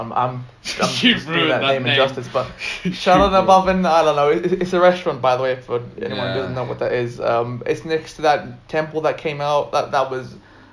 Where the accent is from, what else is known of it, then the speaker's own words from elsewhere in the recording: India; I think that's like one of the advantages of being an Indian.